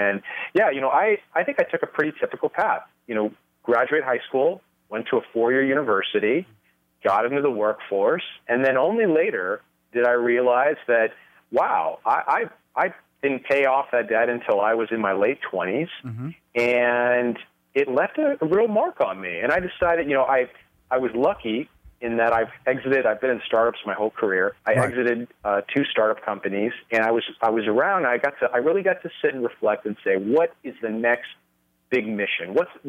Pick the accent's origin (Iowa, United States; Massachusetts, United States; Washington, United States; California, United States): California, United States; No, I was born and raised in California